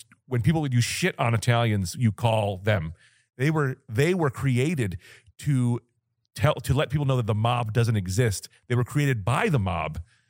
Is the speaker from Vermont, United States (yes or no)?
no; New Jersey, United States; I'm from New Jersey.